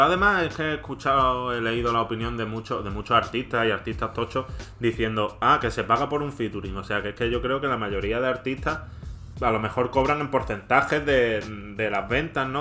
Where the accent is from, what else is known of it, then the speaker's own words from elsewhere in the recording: Andalusia, Spain; Como buen andaluz